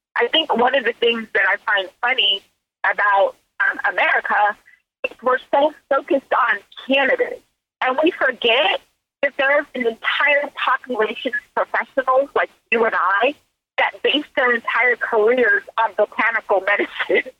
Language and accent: English; Silicon Valley, California, United States; also born or lived in Mississippi; I grew up in California in the Silicon Valley